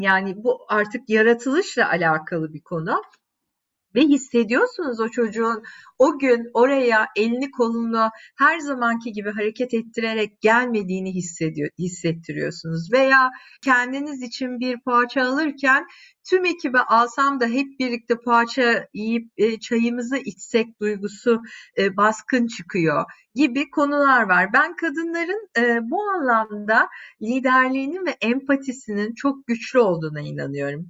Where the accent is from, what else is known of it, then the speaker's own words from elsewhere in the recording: Adana, Turkey; moved away as an adult; also born or lived in Istanbul; ben yaşamışım Adana'da 3 temel büyük caddenin üstünde e, gelmişim İstanbul'a